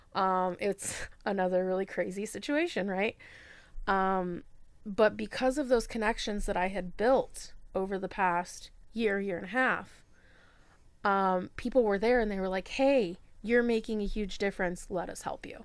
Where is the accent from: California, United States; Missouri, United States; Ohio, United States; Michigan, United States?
Michigan, United States; also born or lived in Florida / Georgia / South Bend; now in Fort Wayne, United States; I'm originally from Michigan, um, but this is kinda home for now